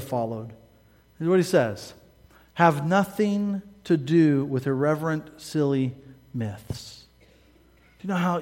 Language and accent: English; Midwest, United States; I'm from the Midwest, meat and taters all the way